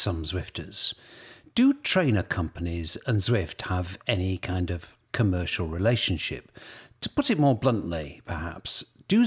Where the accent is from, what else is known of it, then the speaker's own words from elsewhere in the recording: United Kingdom; As a Brit